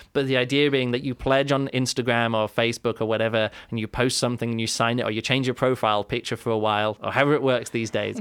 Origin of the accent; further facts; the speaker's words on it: England, United Kingdom; now in Germany; I'm from England, the U K, we live in Germany.